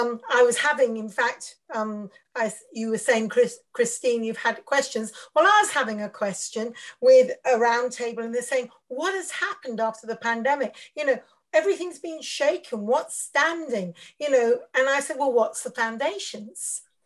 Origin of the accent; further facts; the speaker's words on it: India; also born or lived in Africa; now in United Kingdom; I'm a Mish kid, preacher's kid. So I grew up in India, and then I served as a missionary in Africa. And then I came back to Britain when I was 30 years old.